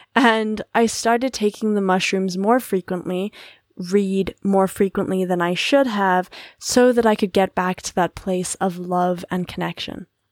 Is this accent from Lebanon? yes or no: no; South Africa; As a South African of Paddy lineage